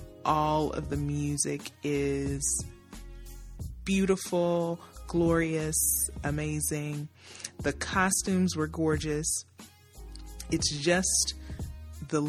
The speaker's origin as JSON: {"language": "English", "town": "Nashville", "region": "Tennessee", "country": "United States", "tie": "born or raised there", "said": "we are both from Nashville"}